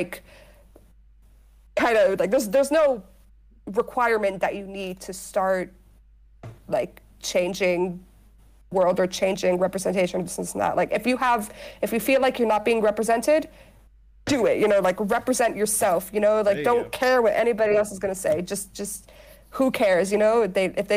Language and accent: English; Dubai, United Arab Emirates; also born or lived in United States; I was born in America, but I mainly grew up in Dubai